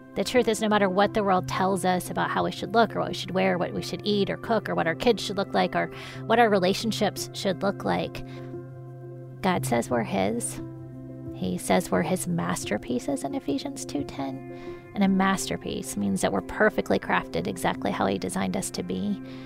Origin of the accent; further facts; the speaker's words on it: Columbus, Ohio, United States; I grew up in Columbus, Ohio.